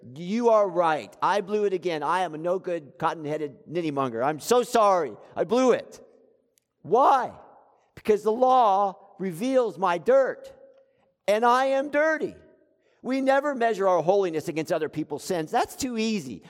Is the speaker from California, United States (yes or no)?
no; South Florida, United States; I grew up in South Florida.